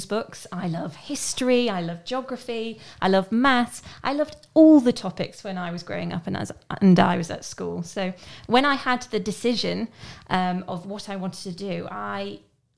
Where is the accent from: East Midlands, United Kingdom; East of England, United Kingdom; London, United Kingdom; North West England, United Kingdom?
East Midlands, United Kingdom; Southwell; I'm from a little town near the city of Nottingham called Southwell